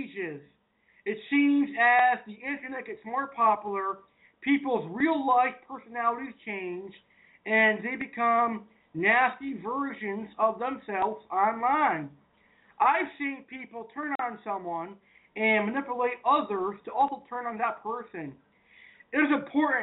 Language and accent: English; United States; I'm an American, I'm a hardworking American